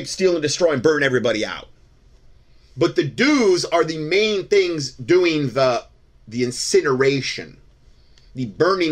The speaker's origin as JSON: {"language": "English", "region": "Southwest Florida", "country": "United States", "tie": "born or raised there", "said": "growing up in Southwest Florida"}